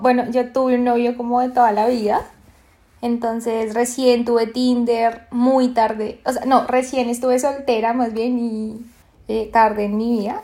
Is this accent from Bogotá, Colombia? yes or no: yes; Bogotá, Colombia; moved away as an adult; now in Lima, Peru; yo vivo en Lima, Perú en este momento, pero soy de Colombia, soy bogotana, rolísima de corazón